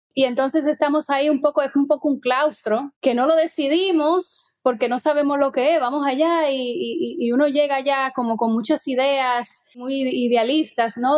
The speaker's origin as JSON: {"language": "Spanish", "town": "Santo Domingo", "region": "Distrito Nacional", "country": "Dominican Republic", "tie": "born or raised there", "also_born_or_lived": "Cuba", "moved": "as an adult", "lives_now": "Capellades, Spain", "said": "yo nací en Santo Domingo y viví ya hasta que me fui a Cuba a estudiar cine"}